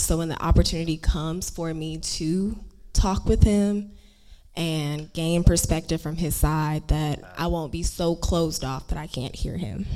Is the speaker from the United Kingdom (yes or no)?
no; Houston, Texas, United States; moved away; I was born in Houston